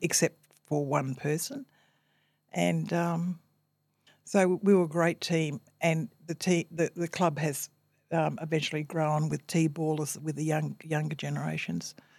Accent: Brisbane, Queensland, Australia; also born or lived in North Stradbroke Island; I've experienced a happy childhood growing up here into my adulthood and also rearing my family here.

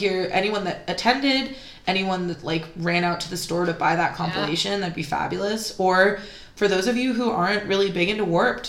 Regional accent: Mountain View, California, United States; the Mountain View stop, which is my hometown

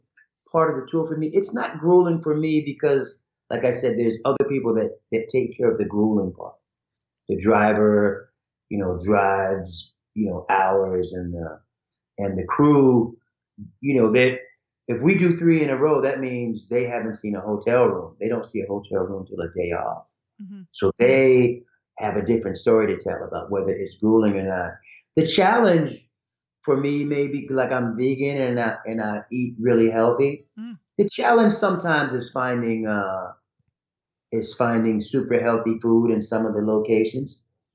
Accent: Ohio, United States; born there; also born or lived in Idaho / Hawaii; You know, I was born in Ohio, which I don't really remember. Then we lived in Idaho, which I barely remember. Then we lived in Hawaii from 64 to 68 as a kid.

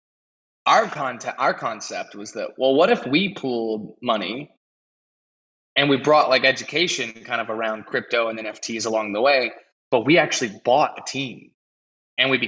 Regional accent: United States; I'm from America

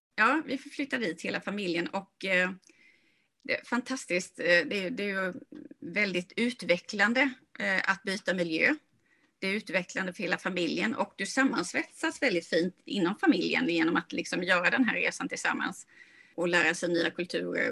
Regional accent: Sweden; moved away as an adult; also born or lived in California; jag kommer från Småland då och sen så bodde jag och jobbade i Kalifornien

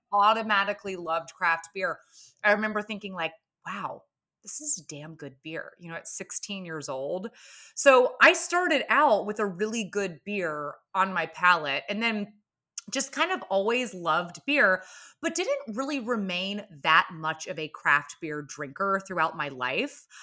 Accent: Atlanta, Georgia, United States; moved away; I'm from Atlanta, Georgia, originally

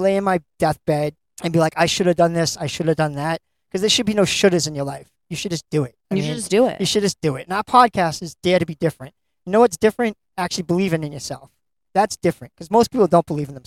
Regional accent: Lynn, Massachusetts, United States; my hometown of Lynn

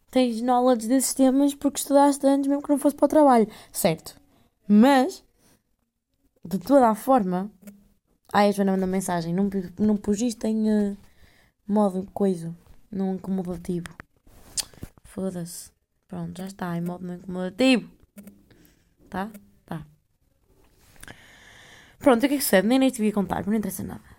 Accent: Netherlands; Olha, outra coisa sou holandesa. Eu nem sei se é rapariga holandesa, mas que se foda.

